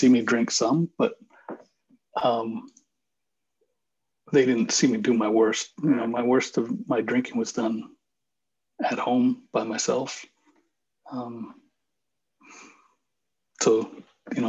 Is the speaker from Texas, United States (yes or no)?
no; Bath, Maine, United States; moved away as an adult; now in Nashville, United States; my hometown, which was where we live in Bath, Maine